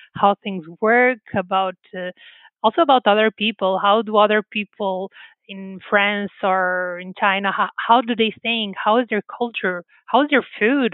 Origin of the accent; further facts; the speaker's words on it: Porto, Norte, Portugal; English is a second language; moved away as an adult; also born or lived in California; a girl that grew up in a small town in Porto